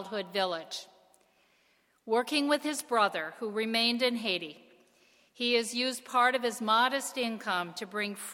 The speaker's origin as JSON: {"language": "English", "country": "Canada", "moved": "yes", "lives_now": "United States", "said": "as a Canadian"}